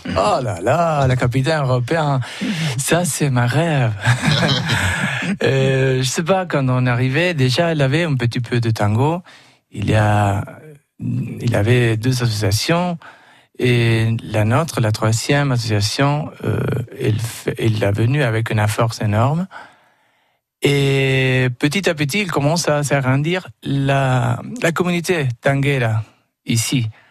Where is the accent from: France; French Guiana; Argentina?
Argentina; Buenos Aires; French is a second language; moved away; je suis né à Buenos Aires